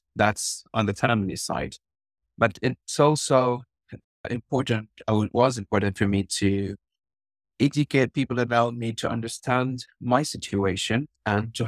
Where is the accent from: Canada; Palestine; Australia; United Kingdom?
Palestine; Gaza, Gaza Strip; I'm from Gaza, Palestine